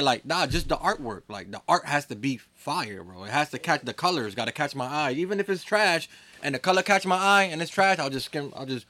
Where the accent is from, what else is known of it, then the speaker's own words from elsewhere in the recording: Hartford, Connecticut, United States; I'm from Hartford